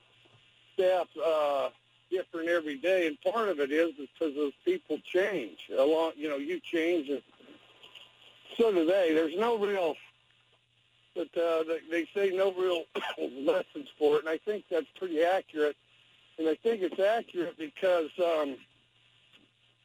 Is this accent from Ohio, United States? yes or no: no; Wyoming, United States; I'm from Wyoming